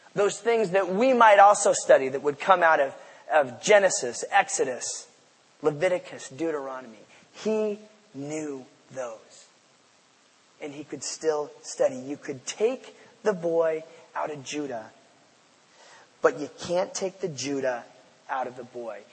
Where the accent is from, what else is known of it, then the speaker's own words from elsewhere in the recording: Port Angeles, Washington, United States; moved away as an adult; also born or lived in Seattle; I came from Port Angeles to be a student here at the University of Washington uh, in in the mid '90s, and I had grown up uh, in a church out there on the Olympic Peninsula